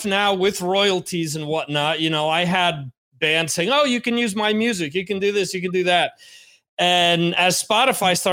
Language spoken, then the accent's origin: English; New Jersey, United States; moved away as an adult; also born or lived in Spain; now in Santander, Spain; where I grew up in New Jersey.